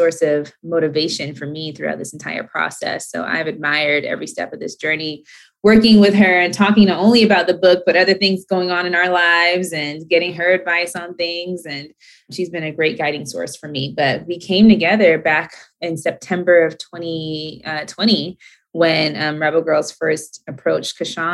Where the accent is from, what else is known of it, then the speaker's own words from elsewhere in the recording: Atlanta, Georgia, United States; now in Los Angeles, United States; I grew up in Atlanta